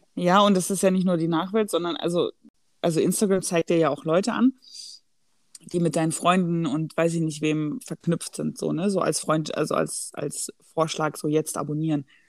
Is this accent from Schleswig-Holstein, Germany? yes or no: no; Black Forest, Baden-Württemberg, Germany; ich komme ja aus dem Schwarzwald